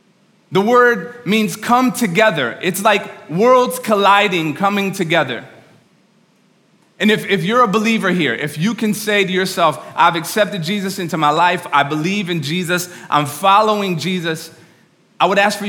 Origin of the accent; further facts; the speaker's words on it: New York, United States; By the way, I'm from New York. You can talk back to me, all right?